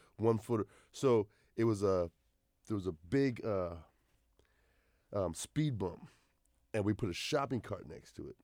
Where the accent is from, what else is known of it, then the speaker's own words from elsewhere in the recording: Mesa, Arizona, United States; I grew up in Mesa.